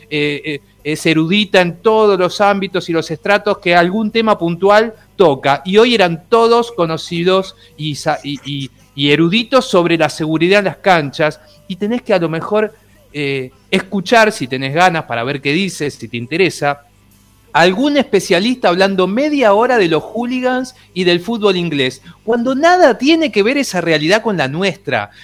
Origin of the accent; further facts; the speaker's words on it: Ituzaingó, Buenos Aires Province, Argentina; soy de Ituzaingó, vivía enfrente de la cancha